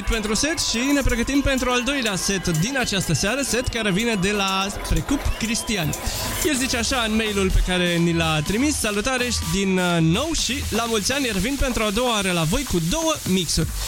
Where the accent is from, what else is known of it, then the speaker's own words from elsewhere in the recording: Ungheni, Mureș County, Romania; sunt din Ungheni, uh, lângă Târgu Mureș